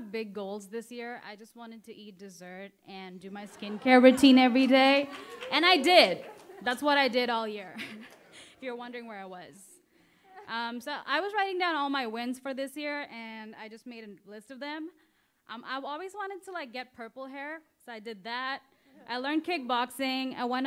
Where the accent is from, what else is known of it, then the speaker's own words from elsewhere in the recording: India; moved away as an adult; I'm literally like from India, I'm here on like student visa